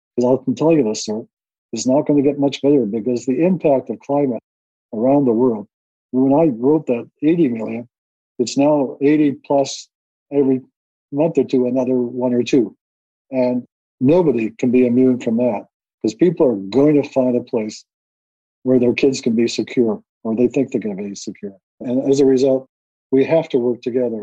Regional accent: Winnipeg, Manitoba, Canada; growing up in North Winnipeg

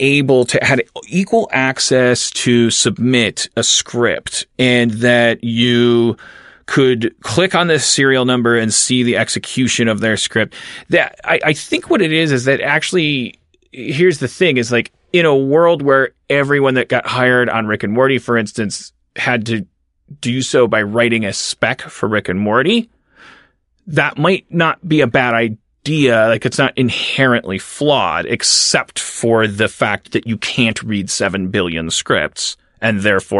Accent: Harlem, New York, United States; I'm 25 years old. I'm a black male screenwriter. I'm really funny, and I'm a really good writer, and I grew up in Harlem.

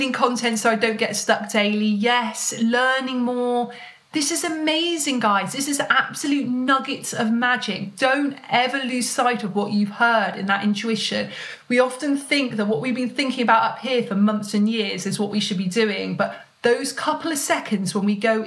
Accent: United Kingdom; being British

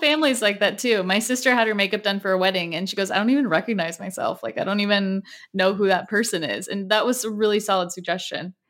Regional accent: Southern California, United States; growing up in Southern California

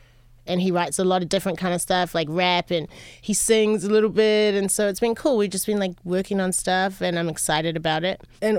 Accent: New Zealand; born there; also born or lived in Los Angeles, United States; I was born in New Zealand.

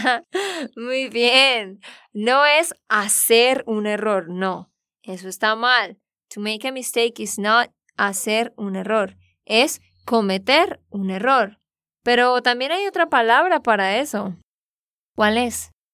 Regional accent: Santander, Colombia; de Santander, Colombia

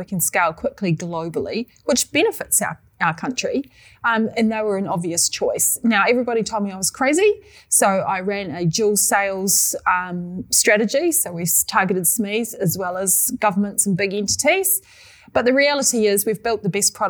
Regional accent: New Zealand; The New Zealand tech scene, we're very Kiwi-ish

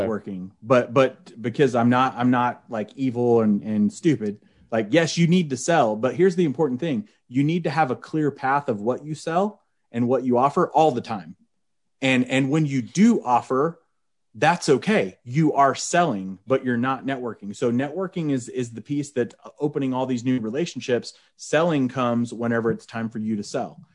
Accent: Oklahoma, United States; Oklahoma? Like, that's where I'm from.

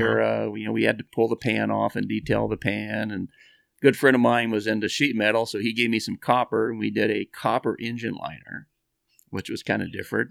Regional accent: Bakersfield, California, United States; we're from Bakersfield

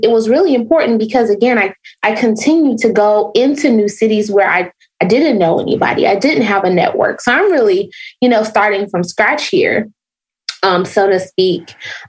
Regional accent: Chicago, Illinois, United States; So when I lived in Nashville, I'm originally from the South Side of Chicago.

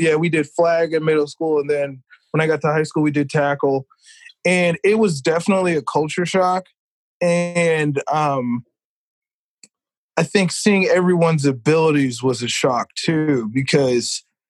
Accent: California, United States; also born or lived in Missouri / Carolina; I lived in Missouri. I lived in California. Those were the three big places. I tell people I'm from California, but I technically spent more time out in Missouri than any other place.

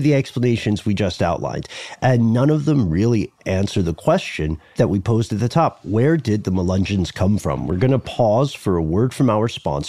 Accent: Los Angeles, California, United States; okay, I'm from Los Angeles, bro.

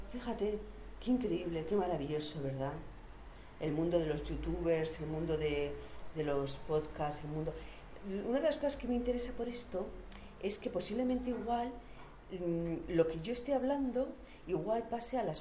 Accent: San Sebastián, Basque Country, Spain; Yo una vez, viniendo del norte, que, que soy de Donosti, de San Sebastián

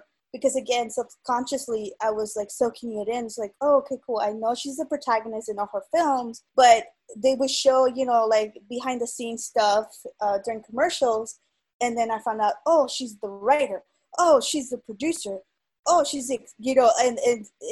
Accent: South Gate, California, United States; Growing up in LA and growing up in the U.S.

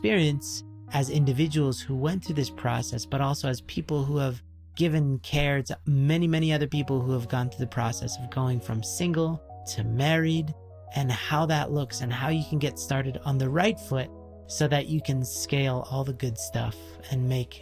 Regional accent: Canada; being Canadian

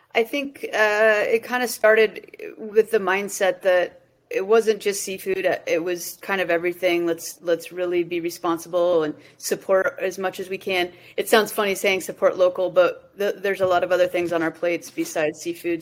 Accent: Colorado, United States; I I grew up in Colorado

